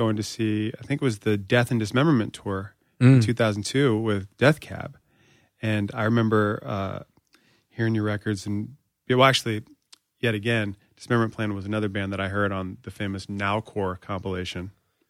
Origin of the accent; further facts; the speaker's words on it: Springfield, Virginia, United States; Yeah, I'm from Springfield, so.